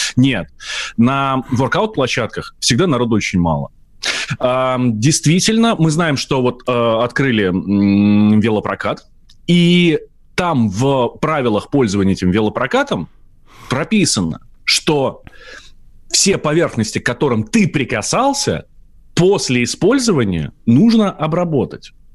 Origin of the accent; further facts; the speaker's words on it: Moscow, Russia; я москвич